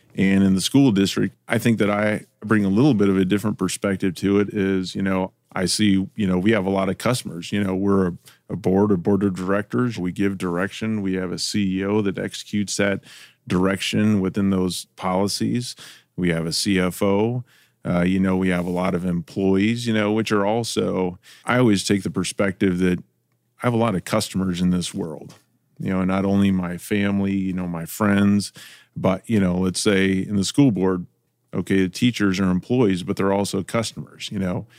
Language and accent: English; Iowa, United States; now in Ohio, United States; I grew up in Iowa, so I didn't grow up in Ohio, but I grew up in Iowa